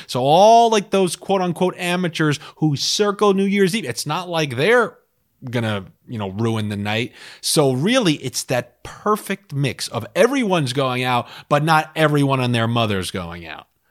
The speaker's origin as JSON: {"language": "English", "region": "New York", "country": "United States", "tie": "born or raised there", "said": "growing up in New York"}